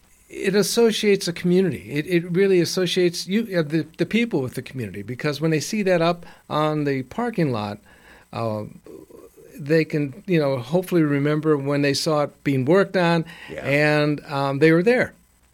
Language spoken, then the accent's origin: English; Chicago, Illinois, United States; moved away; When I was growing up, I lived in, I'm from Chicago